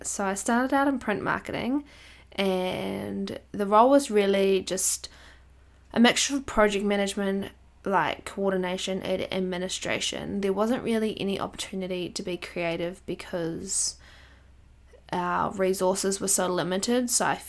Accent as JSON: {"language": "English", "town": "Palmerston North", "region": "Manawatū-Whanganui", "country": "New Zealand", "tie": "born or raised there", "said": "So the National Support Office is in my hometown, Palmerston North, which is close to where we live."}